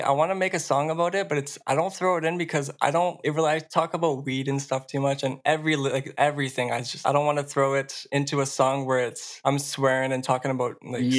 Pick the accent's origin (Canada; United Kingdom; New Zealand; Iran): Canada; Quebec; born there; moved away; No, so that's when I was born in Quebec. We moved over here to get away from him.